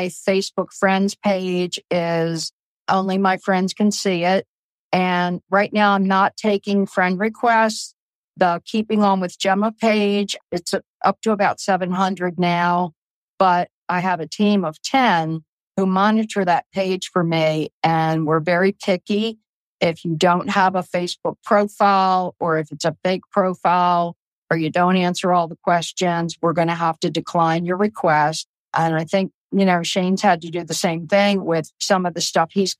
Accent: Baltimore, Maryland, United States; accent: Baltimore; now in Eastern Shore, Maryland, United States; my Baltimore accent

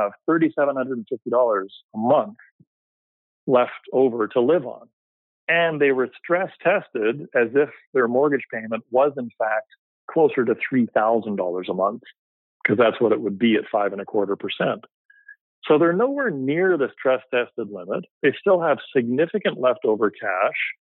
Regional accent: Vancouver, British Columbia, Canada; basically born and raised in Vancouver

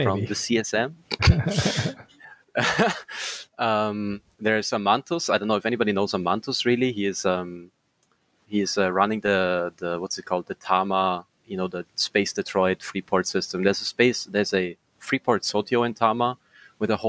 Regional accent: Austria; first language German; English is a second language; I'm from Austria

